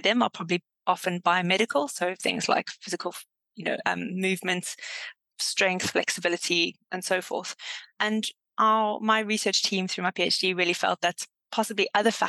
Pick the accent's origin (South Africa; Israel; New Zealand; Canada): South Africa; Durban, KwaZulu-Natal; moved away as an adult; also born or lived in Cape Town, South Africa; now in Exeter, United Kingdom; I am South African, was originally from Durban and Cape Town for 10 years before moving to the UK